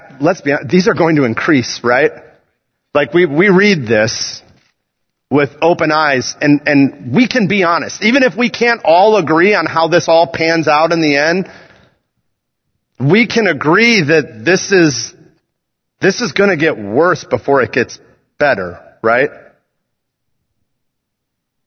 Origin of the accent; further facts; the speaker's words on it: United States; I love being an American.